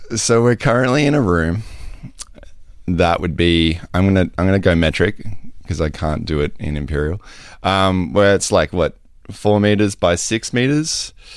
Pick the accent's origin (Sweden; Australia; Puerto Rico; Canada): Australia; moved away; I am Australian.